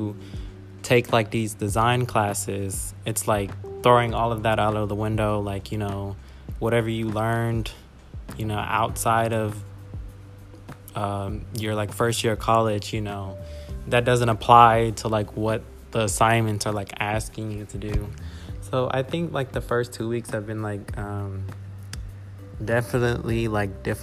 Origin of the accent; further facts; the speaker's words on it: Spring, Texas, United States; moved away; I am from Houston, Texas, specifically Spring, Texas